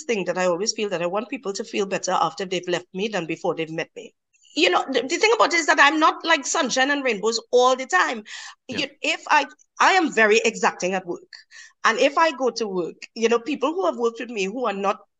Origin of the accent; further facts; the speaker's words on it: Trinidad & Tobago; moved away; I come from Trinidad and Tobago, and where I come from, people look like me, they look like you, they look like other people, but they all sound like me